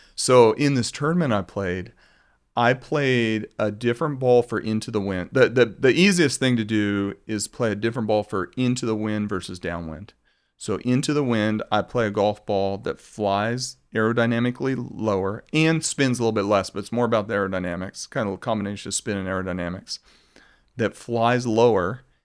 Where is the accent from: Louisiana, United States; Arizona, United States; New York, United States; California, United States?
Arizona, United States; also born or lived in Colorado; growing up in Arizona